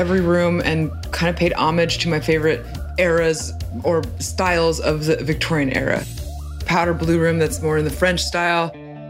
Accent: Mexico; born there; I was born in Mexico, although my parents are from Argentina. So even my Spanish itself, like, I feel like I don't really have a sense of belonging when I go to either country

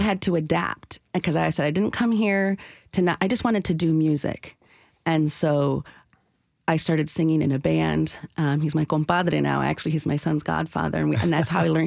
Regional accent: Michigan, United States; now in Nashville, United States; I was born and raised in Michigan

